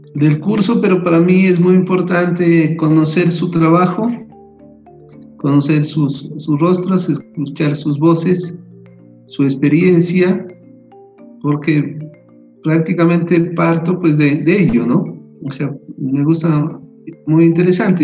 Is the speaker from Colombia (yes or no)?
yes; Aldana, Nariño, Colombia; moved away; also born or lived in Pasto / Popayán; soy de Nariño, soy de un pueblito que se llama Aldana, la frontera, es un pueblo fronterizo con el Ecuador.